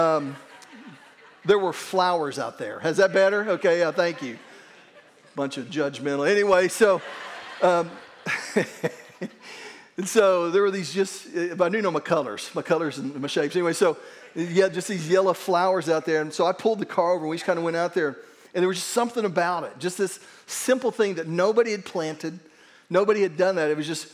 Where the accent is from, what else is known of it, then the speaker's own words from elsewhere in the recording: Verdigris, Oklahoma, United States; where I grew up in Verdigris